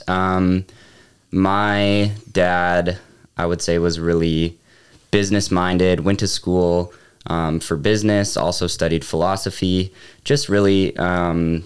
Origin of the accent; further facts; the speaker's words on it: Charlotte, North Carolina, United States; moved away as an adult; also born or lived in Atlanta, Georgia / Illinois / Frisco, Texas / Huntersville, North Carolina; now in Fraser, Colorado, United States; I grew up, most of my childhood in the Charlotte area, North Carolina